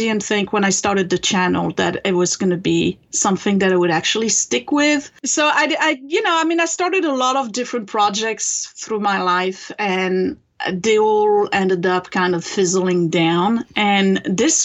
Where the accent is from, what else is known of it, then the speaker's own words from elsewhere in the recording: France; English is a second language; moved away as an adult; now in United States; I was born in France and raised there.